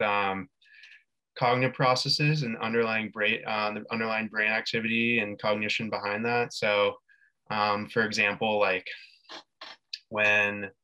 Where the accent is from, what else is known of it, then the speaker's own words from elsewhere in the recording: San Diego, California, United States; moved away as an adult; now in San Luis Obispo, United States; I currently am living in San Luis Obispo when I'm from San Diego